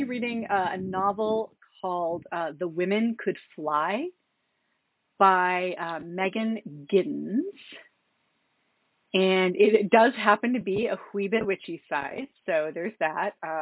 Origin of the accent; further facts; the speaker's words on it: just south of Boston, Massachusetts, United States; moved away as an adult; now in Washington, D.C., United States; I'm from Massachusetts originally. I grew up in Massachusetts, just south of Boston, but I've been actually in Washington, D.C. for the majority of my, I was about to say my adult life, but officially now the majority of my life